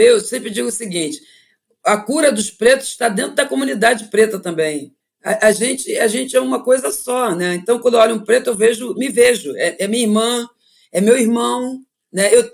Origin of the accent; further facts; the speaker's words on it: Brazil; born there; Eu sou uma, uma africana que nasci no Brasil e que estou colocada na advocacia e o meu orixá é Xangô.